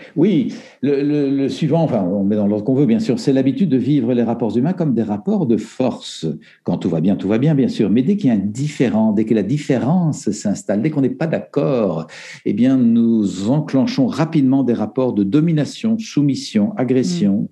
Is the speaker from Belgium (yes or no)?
yes; Belgium; En Belgique, euh, où je suis belge